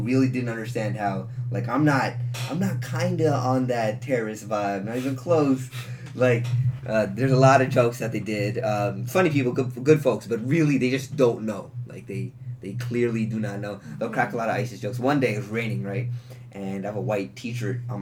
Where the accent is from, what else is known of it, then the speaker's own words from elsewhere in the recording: Canada; I'm Canadian